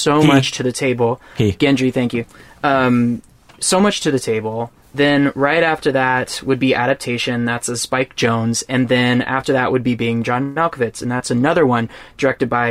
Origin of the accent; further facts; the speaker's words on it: Texas, United States; I'm from Texas